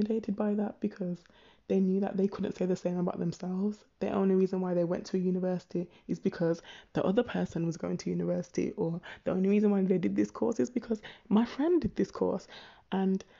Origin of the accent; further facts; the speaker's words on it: Birmingham, West Midlands, United Kingdom; growing up in Birmingham, it was a case of, obviously, I'm a Brummie